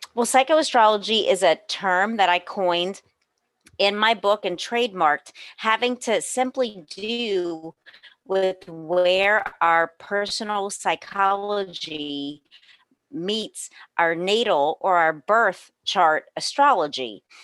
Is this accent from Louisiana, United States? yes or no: yes; New Orleans, Louisiana, United States; also born or lived in Los Angeles; I was born and raised in New Orleans, where I am today